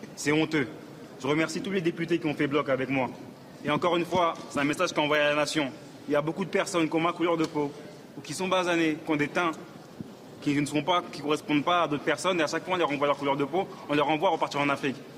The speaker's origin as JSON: {"language": "French", "country": "France", "tie": "born or raised there", "said": "Je suis né en France, je suis député français"}